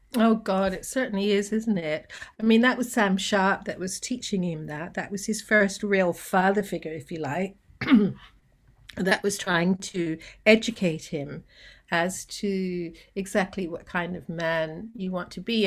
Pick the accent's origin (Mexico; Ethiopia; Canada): Canada; moved away as an adult; also born or lived in Jamaica; now in Sydney, Australia; I was born in Jamaica, grew up in Canada, and then I migrated here